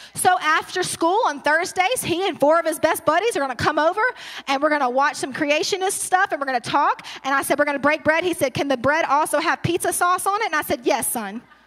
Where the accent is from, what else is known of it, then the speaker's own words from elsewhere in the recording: Baton Rouge, Louisiana, United States; moved away; I'm originally from Baton Rouge, but I transplanted here